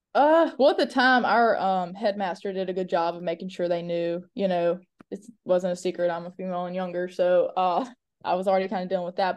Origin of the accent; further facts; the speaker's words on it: Mobile, Alabama, United States; I was born and raised in Mobile, um, went to high school in Mobile, went to college in Mobile